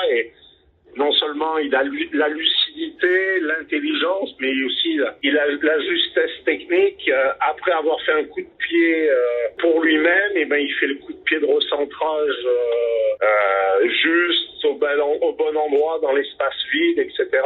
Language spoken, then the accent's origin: French; Drôme, Auvergne-Rhône-Alpes, France